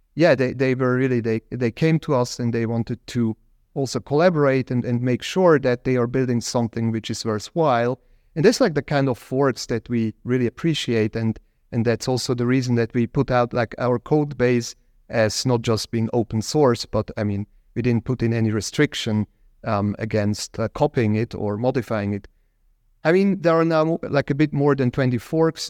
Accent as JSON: {"language": "English", "region": "Zug", "country": "Switzerland", "tie": "born or raised there", "said": "in my hometown in Zug, where I live or live used to live back then"}